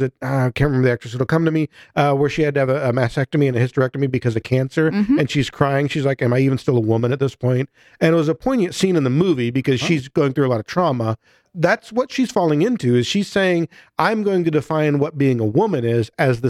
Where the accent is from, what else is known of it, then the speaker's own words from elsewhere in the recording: near Chicago, Illinois, United States; I grew up near Chicago